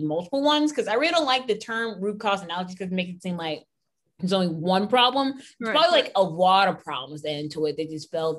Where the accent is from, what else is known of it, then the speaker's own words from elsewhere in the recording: United States; I mean, so I mean, I'm a proud American